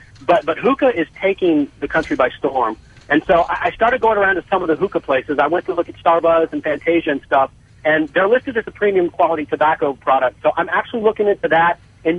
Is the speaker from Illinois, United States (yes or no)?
yes; Chicago, Illinois, United States; now in Charlotte, United States; Born and raised in Chicago, moved to Charlotte in 2000.